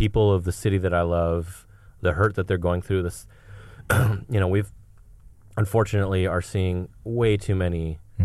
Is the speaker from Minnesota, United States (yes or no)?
yes; Minneapolis, Minnesota, United States; now in Los Angeles, United States; I'm born and raised in Minneapolis